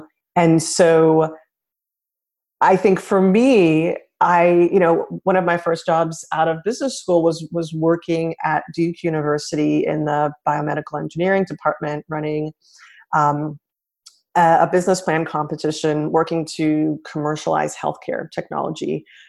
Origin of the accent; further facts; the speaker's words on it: Nigeria; also born or lived in Senegal; I grew up in West Africa. I grew up in Nigeria and in Senegal. I'm half Nigerian and half American.